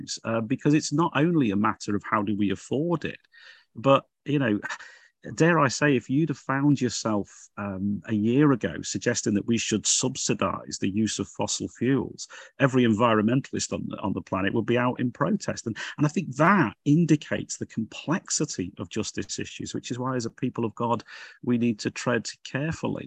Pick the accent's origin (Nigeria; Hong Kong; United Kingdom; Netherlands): United Kingdom; Liverpool, North West England; you probably gather from my accent, I come from Liverpool.